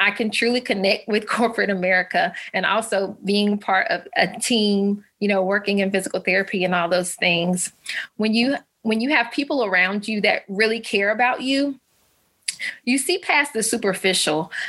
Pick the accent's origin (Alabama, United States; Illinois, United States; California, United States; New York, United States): Alabama, United States; I'm a Southern mama. I'm from Alabama. Um, I was actually a military brat. So we moved around a couple times, but I've stayed in the South all of my life.